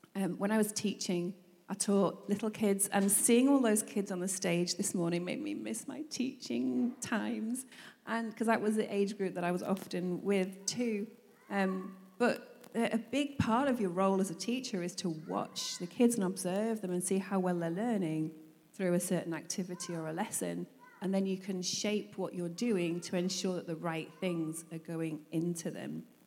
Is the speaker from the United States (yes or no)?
no; Manchester, North West England, United Kingdom; we grew up in Manchester in England